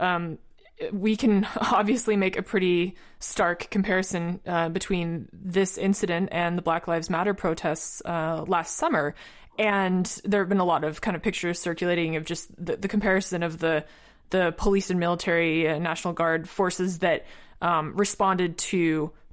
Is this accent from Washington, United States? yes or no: yes; Seattle, Washington, United States; I'm from Seattle